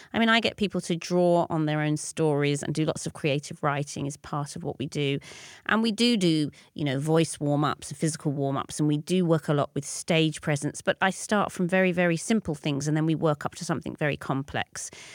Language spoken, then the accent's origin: English; London, United Kingdom; I grew up in North London